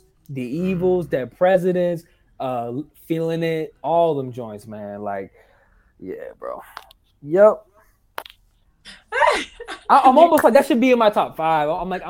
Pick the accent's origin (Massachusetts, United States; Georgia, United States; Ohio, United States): Massachusetts, United States; Boston; I'm from Boston